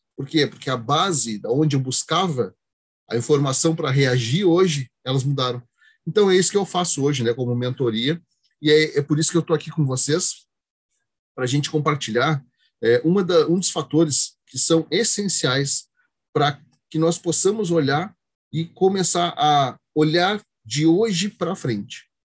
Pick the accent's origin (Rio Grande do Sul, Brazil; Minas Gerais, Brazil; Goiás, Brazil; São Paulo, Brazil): Rio Grande do Sul, Brazil; Rio Grande; Eu sou aqui de Rio Grande